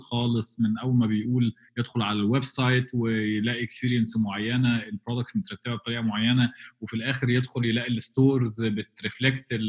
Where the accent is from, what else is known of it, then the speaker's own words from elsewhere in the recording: Egypt; عندنا في مصر